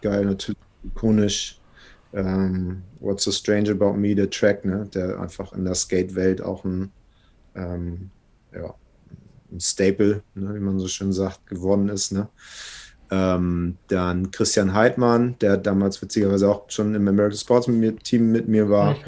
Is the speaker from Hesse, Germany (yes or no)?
no; Hamburg, Germany; geboren hier in Hamburg von einer schwedischen Mama und einem deutschen